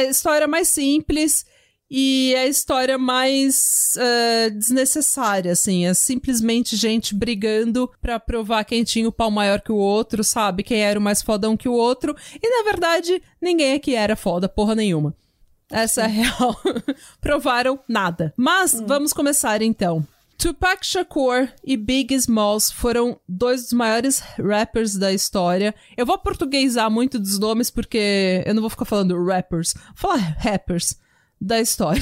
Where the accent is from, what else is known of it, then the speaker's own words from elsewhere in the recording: São Paulo, Brazil; accent: paulistana / São Paulo accent; also born or lived in Vila São José; Eu e a Renata sou igual duas paulistanas